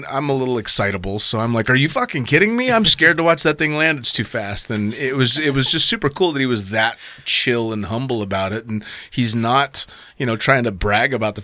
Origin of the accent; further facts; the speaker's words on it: California, United States; I'm just from California